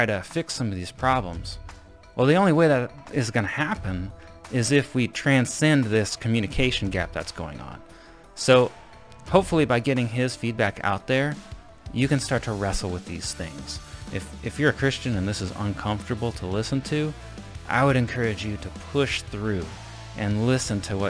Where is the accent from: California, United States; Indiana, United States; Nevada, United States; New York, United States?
Indiana, United States; Avon; my hometown of Avon, Indiana